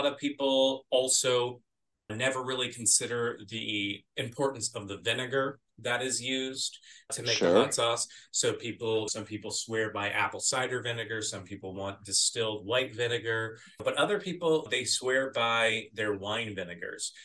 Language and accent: English; Arizona, United States; growing up in Arizona